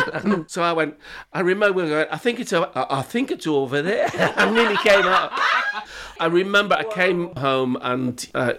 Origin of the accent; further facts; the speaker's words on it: Liverpool, North West England, United Kingdom; If I'd told them I was from Liverpool